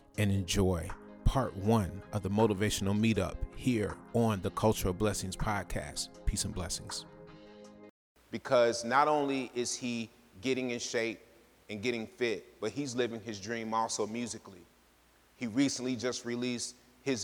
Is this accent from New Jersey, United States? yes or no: no; Chicago, Illinois, United States; moved away; my hometown of Chicago